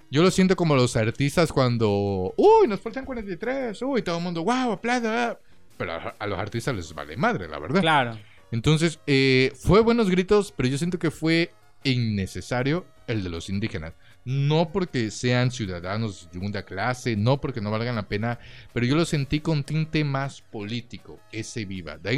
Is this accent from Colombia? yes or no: no; Mexico; como mexicanos no